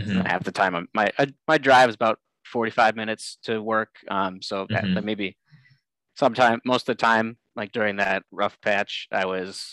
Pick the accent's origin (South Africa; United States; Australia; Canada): United States; Olmsted Falls, Ohio; I am from the Cleveland area. I grew up in a town called Olmsted Falls, but I actually do work in Streetsboro